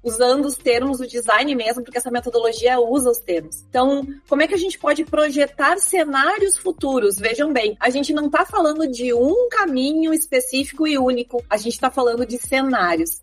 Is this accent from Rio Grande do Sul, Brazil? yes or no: yes; Porto Alegre, Rio Grande do Sul, Brazil; eu sou aqui de Porto Alegre